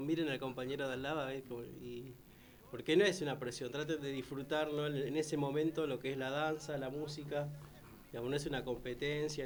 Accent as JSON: {"language": "Spanish", "town": "Villa Fiorito", "region": "Buenos Aires Province", "country": "Argentina", "tie": "born or raised there", "also_born_or_lived": "Rafael Calzada", "said": "nací en Villa Fiorito, viví en la villa muchos años, me crié ahí"}